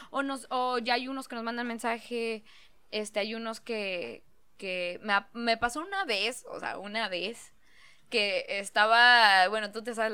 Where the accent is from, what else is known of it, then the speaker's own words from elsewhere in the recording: northern Mexico, Mexico; Es que somos norteños